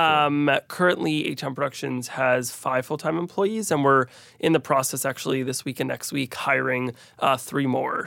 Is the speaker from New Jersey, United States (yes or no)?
yes; Teaneck, New Jersey, United States; growing up in New Jersey, there's a lot of great Indian food